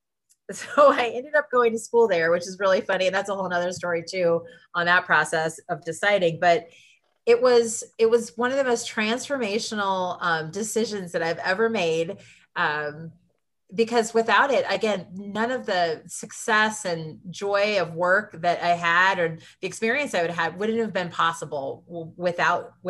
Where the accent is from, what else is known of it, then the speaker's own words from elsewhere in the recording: Lincoln, Nebraska, United States; moved away as an adult; I grew up in Lincoln, Nebraska